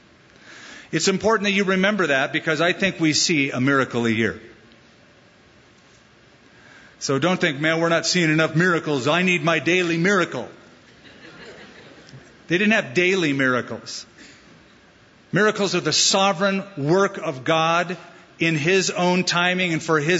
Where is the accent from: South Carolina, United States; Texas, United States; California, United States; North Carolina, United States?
California, United States; Southern; moved away as an adult; now in Albuquerque, United States; Southern California is my Jerusalem. That's my hometown.